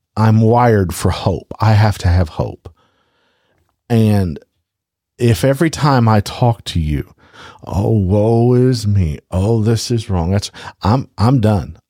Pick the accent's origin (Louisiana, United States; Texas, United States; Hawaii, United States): Louisiana, United States; I am from Louisiana